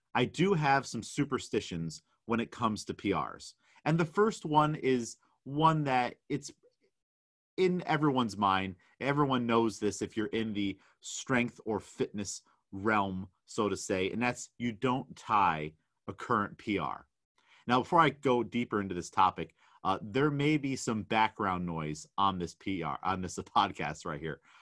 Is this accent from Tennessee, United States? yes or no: no; New York, United States; I'm definitely out of my element as a New Yorker